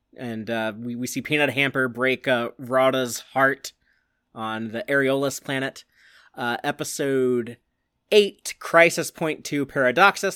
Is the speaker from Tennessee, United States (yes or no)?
no; Austin, Texas, United States; I've never lived outside of a sixty mile radius of where I am right now